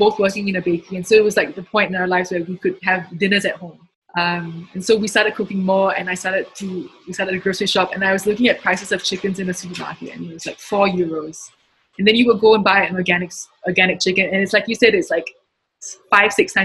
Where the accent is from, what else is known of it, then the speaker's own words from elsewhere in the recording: Singapore; moved away; I'm Singaporean.